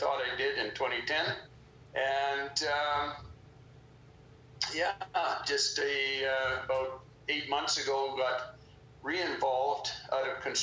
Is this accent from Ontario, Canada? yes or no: no; Fort St. John, British Columbia, Canada; I was born and raised up in Fort St. John in the far north of British Columbia